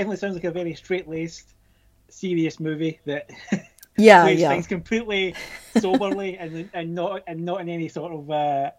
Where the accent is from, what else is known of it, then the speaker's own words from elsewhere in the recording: Scotland, United Kingdom; I'm Scottish, as you can hear